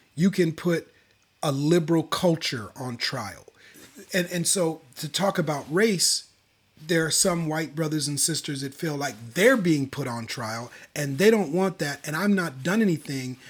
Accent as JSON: {"language": "English", "town": "Minneapolis", "region": "Minnesota", "country": "United States", "tie": "born or raised there", "moved": "yes", "lives_now": "Sacramento, United States", "said": "Born and raised in Minneapolis, specifically, uh, the South Side of Minneapolis"}